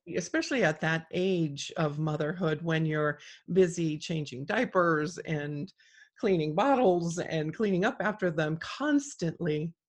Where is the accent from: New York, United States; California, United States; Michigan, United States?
California, United States; South Gate; now in North Idaho, United States; I grew up down there.